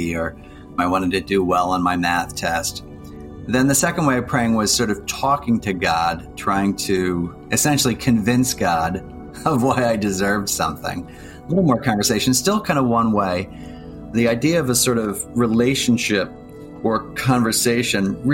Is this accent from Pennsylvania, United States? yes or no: yes; Plymouth Meeting, Pennsylvania, United States; I grew up outside of Philadelphia in a suburb called Plymouth Meeting